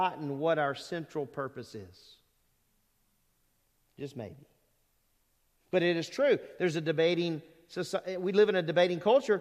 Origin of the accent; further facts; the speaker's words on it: Lake Charles, Louisiana, United States; moved away; I grew up in Southwest Louisiana, in Lake Charles, Louisiana